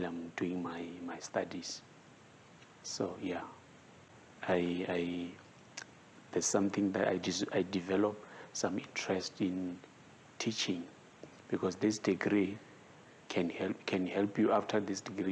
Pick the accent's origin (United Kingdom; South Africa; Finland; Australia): South Africa; Venda, Limpopo; English is a second language; I'm from Venda.